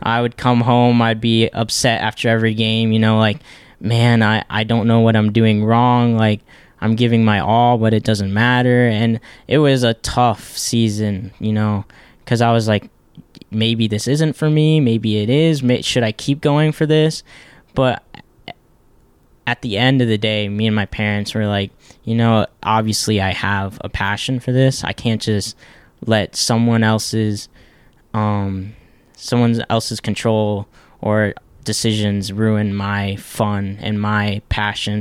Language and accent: English; Ohio, United States; originally we're not from Ohio. We moved here, um, about, eh, when I was in fifth grade